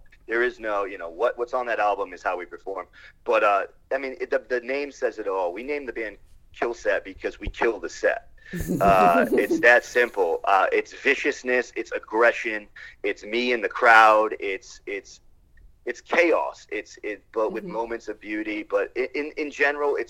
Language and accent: English; Connecticut, United States; moved away as an adult; now in California, United States; I'm originally from Connecticut